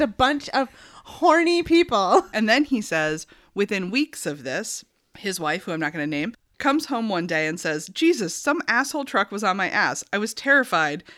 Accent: York, Maine, United States; now in South Berwick, United States; I grew up in York, like on Mountain Road, which is like borders South Berwick

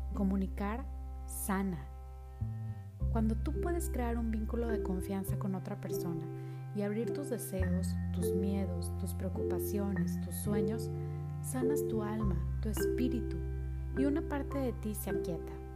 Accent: Monterrey, Nuevo León, Mexico; Soy originaria de Monterrey, Nuevo León

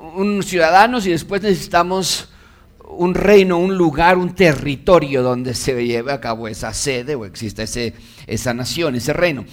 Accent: Mexico; yo como mexicano

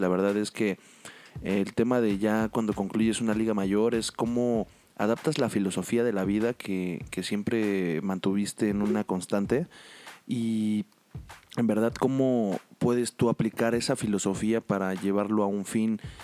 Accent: Mexico; nosotros como mexicanos

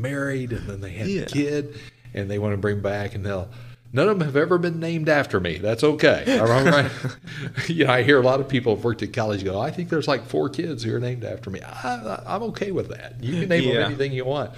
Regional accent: United States; moved away; I'm going to go back home. I'm from the Kansas, Oklahoma area

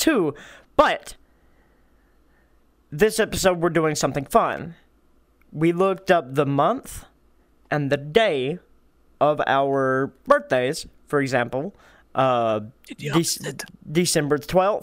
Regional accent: United States; us Americans

